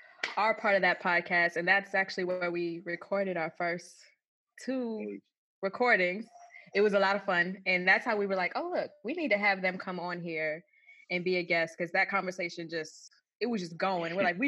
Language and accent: English; Glendale, Arizona, United States; moved away as an adult; now in Maryland, United States; I'm from Glendale.